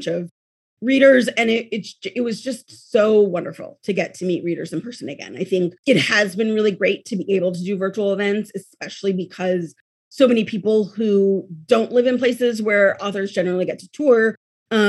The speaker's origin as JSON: {"language": "English", "town": "Oakland", "region": "California", "country": "United States", "tie": "born or raised there", "said": "I grew up here."}